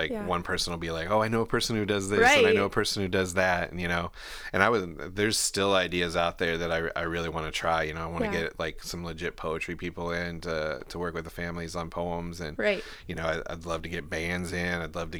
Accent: Garrettsville, Ohio, United States; also born or lived in Akron; Yeah, I'm actually from Ohio. I was born in Akron and lived in a little town called Garrettsville.

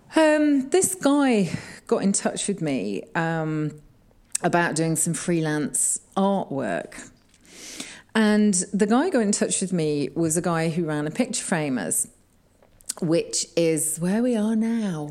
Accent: Kegworth, East Midlands, United Kingdom; moved away as an adult; now in Sheffield, United Kingdom; I was brought up in Kegworth, which is right in the Midlands.

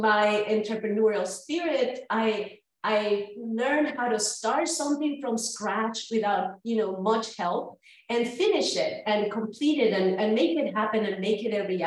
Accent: Humacao, Puerto Rico; moved away as an adult; also born or lived in Florida; now in North Carolina, United States; I was born and raised in Humacao, Puerto Rico, and educated there

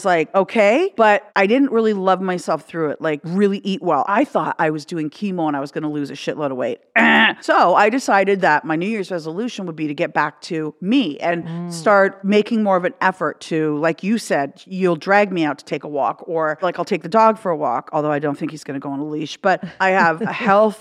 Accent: Canada; now in United States; we're both Canadian and we both grew up on the donuts

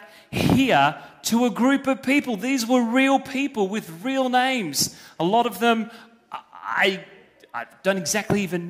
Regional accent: Australia; I am as an Australian

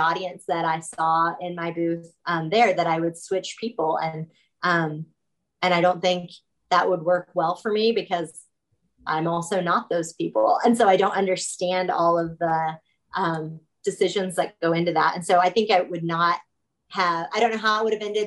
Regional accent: Kansas, United States; I'm not even in Kansas City. I'm just in Kansas. That's our state. Yeah. So I grew up in a town of like 2,500 people.

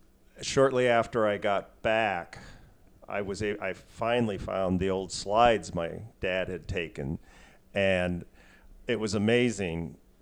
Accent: Snohomish, Washington, United States; I'm from Snohomish.

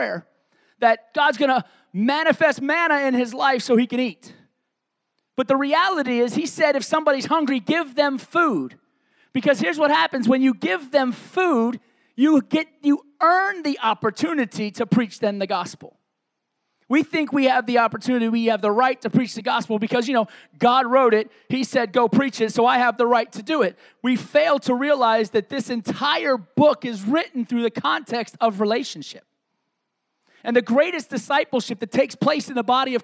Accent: New York City, New York, United States; moved away; I grew up in a city called Staten Island, New York

